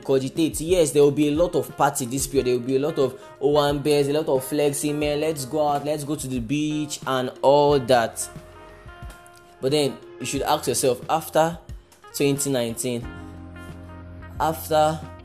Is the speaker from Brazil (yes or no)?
no; Nigeria; I'm a Nigerian